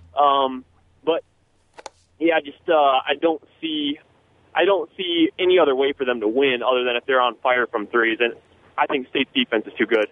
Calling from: Haslett, Michigan, United States; I'm calling from Hazlitt.

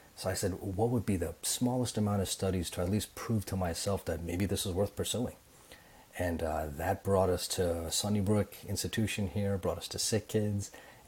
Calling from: Toronto, Ontario, Canada; Also in Toronto.

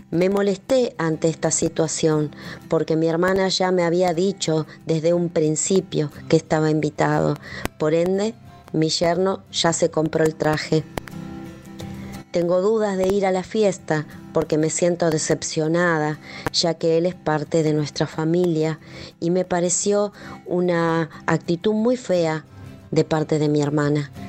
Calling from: Argentina

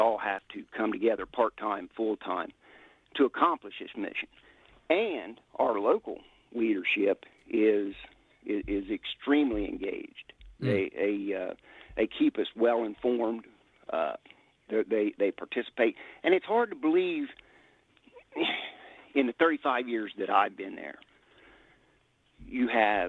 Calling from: Ohio, United States

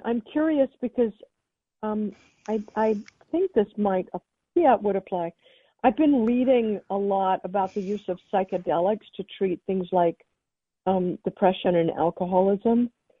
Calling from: Santa Monica, California, United States; I'm calling from Santa Monica, California.

